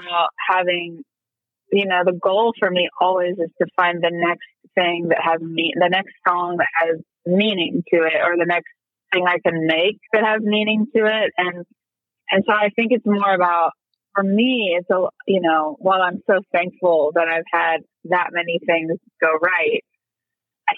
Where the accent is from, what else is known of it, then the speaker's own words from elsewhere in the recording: Kansas, United States; moved away as an adult; now in Nashville, United States; my kids are growing up so much more privileged than I did in small town Kansas